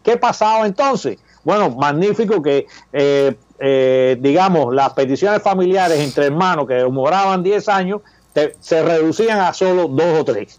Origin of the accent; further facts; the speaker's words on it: Cuba; now in United States; nuestros derechos como cubanos americanos